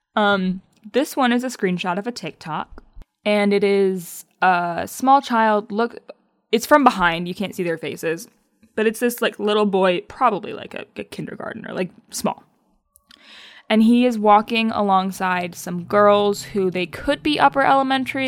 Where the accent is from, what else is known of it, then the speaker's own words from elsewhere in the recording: Michigan, United States; accent: Midwestern; we're both from Michigan